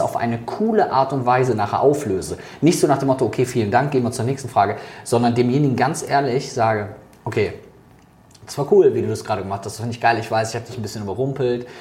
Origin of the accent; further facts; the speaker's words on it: Germany; also born or lived in Netherlands; bei uns in Deutschland